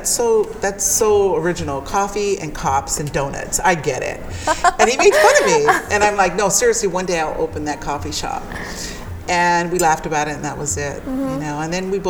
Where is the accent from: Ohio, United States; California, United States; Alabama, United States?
California, United States; Los Angeles; growing up in Pedro